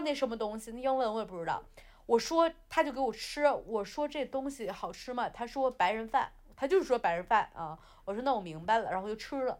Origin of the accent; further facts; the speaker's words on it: China; now in London, United Kingdom; 我是中国人啊，我是中国人，我不能丢中国的脸，是吧？我拿的是红色的护照